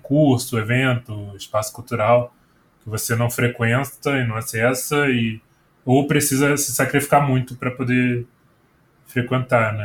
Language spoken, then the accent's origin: Portuguese; Rio de Janeiro, Brazil; moved away as an adult; now in São Paulo, Brazil; a região que eu, que eu cresci, né, lá no Rio, morava ali na região da Penha, era um bairro chamado Braz de Pina